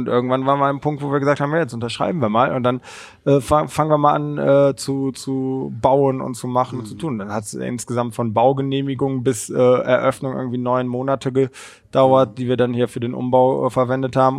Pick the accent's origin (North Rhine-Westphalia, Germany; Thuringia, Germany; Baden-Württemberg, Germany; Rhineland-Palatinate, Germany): North Rhine-Westphalia, Germany; Cologne; ich bin selber gebürtiger Kölner